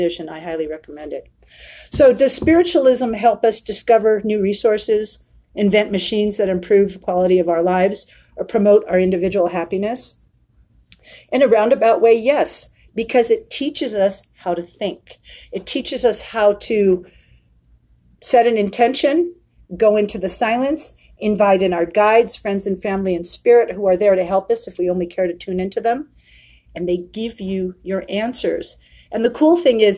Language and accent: English; San Francisco, California, United States; moved away as an adult; now in Prescott, United States; from San Francisco, which is my hometown. I'm born and raised there.